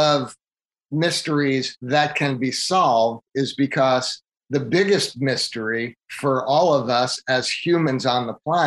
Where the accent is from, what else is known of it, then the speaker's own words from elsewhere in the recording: Long Island, New York, United States; also born or lived in Portland area; now in Portland, United States; I grew up on Long Island in the 70s, and I had a brother.